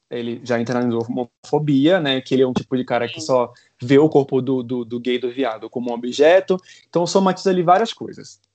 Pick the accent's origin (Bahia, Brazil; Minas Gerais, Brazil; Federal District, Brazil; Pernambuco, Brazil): Bahia, Brazil; Salvador; moved away; eu venho de Salvador